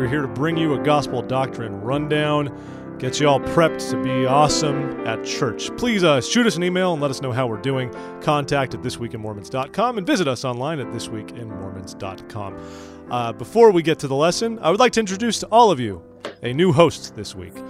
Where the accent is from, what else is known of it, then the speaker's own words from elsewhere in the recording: California, United States; I'm from California. We have a different version of society there. Civilized, advanced.